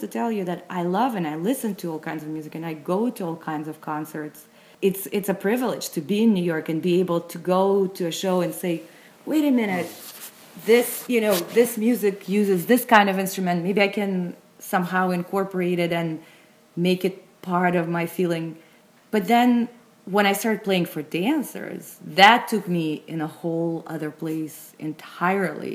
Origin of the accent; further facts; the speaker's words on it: Moscow, Russia; I grew up in Moscow, actually, in Russia.